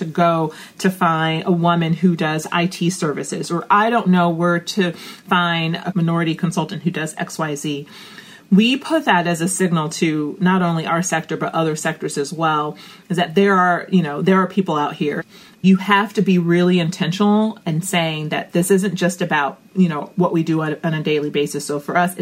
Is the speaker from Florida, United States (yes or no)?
no; Chicago, Illinois, United States; I am a girl from the South Side of Chicago